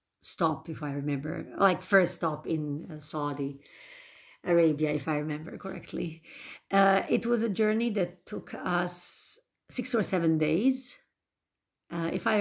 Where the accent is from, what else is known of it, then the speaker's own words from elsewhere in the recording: Bosnia & Herzegovina; I am from Bosnia and Herzegovina